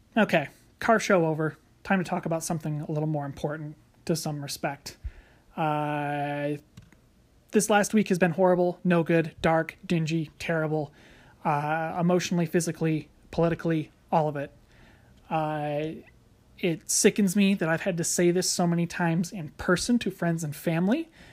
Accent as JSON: {"language": "English", "country": "United States", "said": "American citizens"}